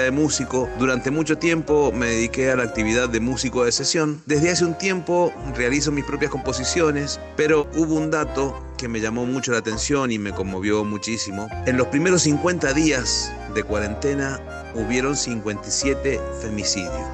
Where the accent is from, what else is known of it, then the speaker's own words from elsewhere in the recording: Mendoza, Argentina; soy músico de Mendoza